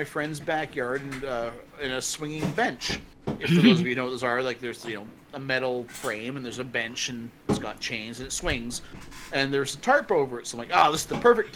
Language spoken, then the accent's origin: English; Canada; as a Canadian